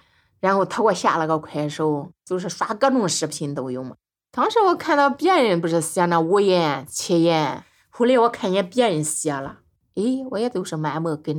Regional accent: Hubei, China; 没出过远门，比如说去过俺们老家湖北，就是十八岁去了

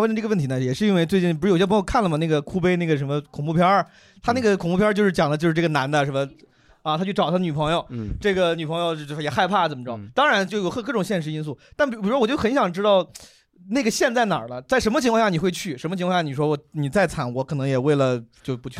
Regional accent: Zhengzhou, Henan, China; moved away; 去年我老家七二零郑州包雨嘛

